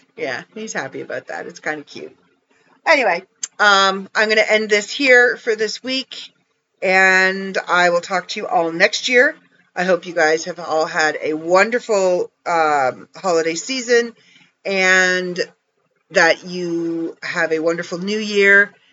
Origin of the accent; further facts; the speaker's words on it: Canada; I'm Canadian